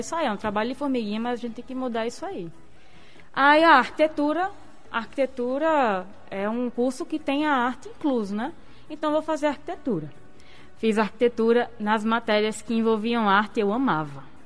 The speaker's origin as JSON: {"language": "Portuguese", "region": "Rio Grande do Norte coast", "country": "Brazil", "tie": "born or raised there", "also_born_or_lived": "Seridó / Caicó / Natal", "said": "eu sou de Siridó e morei minha vida inteira no litoral"}